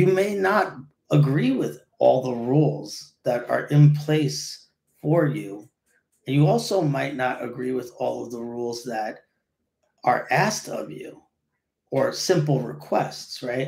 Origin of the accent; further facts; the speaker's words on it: New York City, New York, United States; I grew up in College Point, and back in the day, College Point was crazy awesome